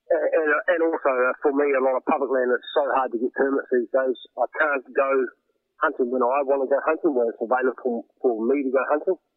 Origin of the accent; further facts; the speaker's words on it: Wairarapa, Wellington, New Zealand; I grew up and was born and raised in the Wairarapa